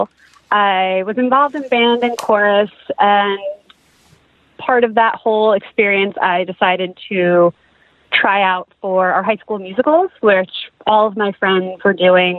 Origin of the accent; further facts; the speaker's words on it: New Jersey, United States; moved away as an adult; now in Los Angeles, United States; I am from New Jersey. I grew up in North Jersey